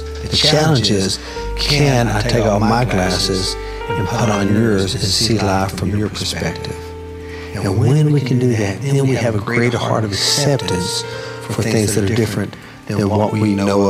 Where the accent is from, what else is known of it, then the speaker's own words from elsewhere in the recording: United States; also born or lived in Oklahoma / Texas; now in Tennessee, United States; as a Native man, growing up in Texas and Oklahoma and living in Tennessee